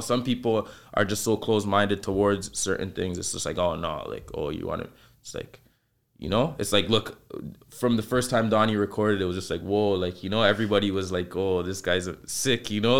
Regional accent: Toronto, Ontario, Canada; I grew up in the Saint Lawrence Market area.

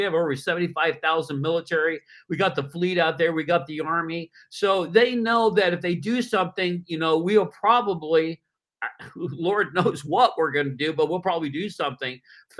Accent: California, United States; moved away; I'm from California, actually, originally.

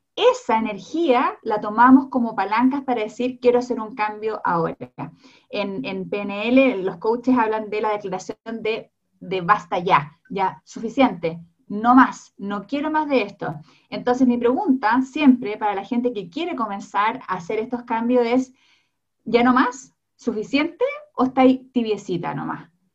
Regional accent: Chile

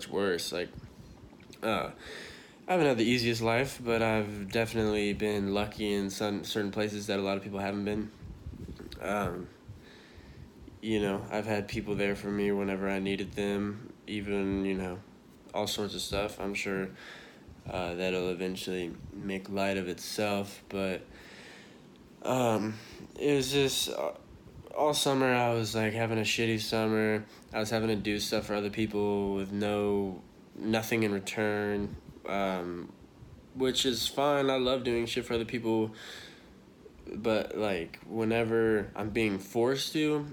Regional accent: Dallas, Texas, United States; now in Austin, United States; I'm from, for those of you that know me, I'm from Dallas

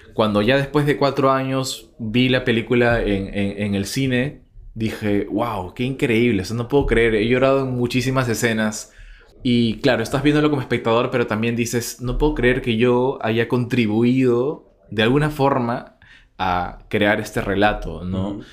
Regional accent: Peru; nosotros como peruanos o como latinoamericanos en general

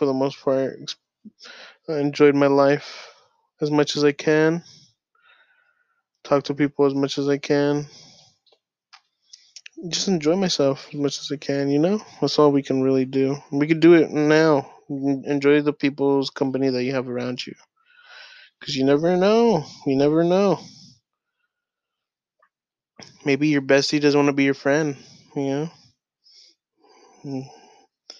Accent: Long Beach, California, United States; moved away; I'm from Long Beach

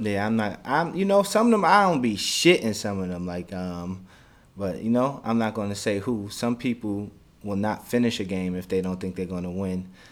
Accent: United States; I'm from America

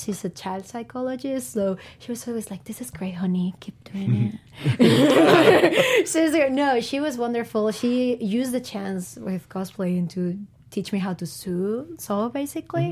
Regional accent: Bilbao, Basque Country, Spain; I'm from Bilbao, which is a small town in the north of Spain.

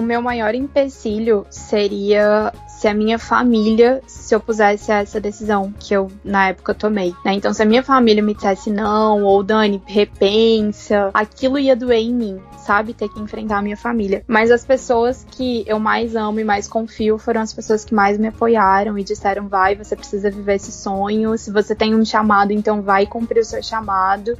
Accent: Brazil; moved away as an adult; also born or lived in South Africa; construir minha carreira aqui no Brasil

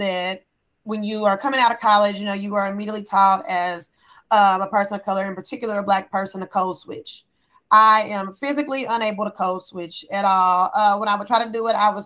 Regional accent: Kansas City, United States; moved away as an adult; also born or lived in Wichita, Kansas / Columbia, Missouri; now in New York, United States; Grew up in Kansas City, where all my family is from

